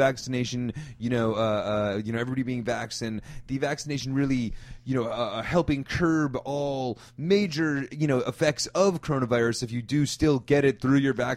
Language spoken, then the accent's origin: English; Northeast, United States; Growing up in the Northeast